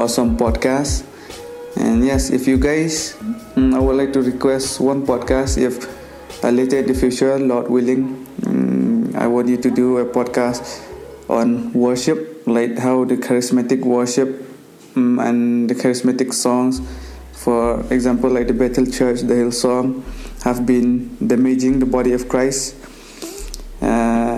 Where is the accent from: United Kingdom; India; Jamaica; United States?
India; I'm from India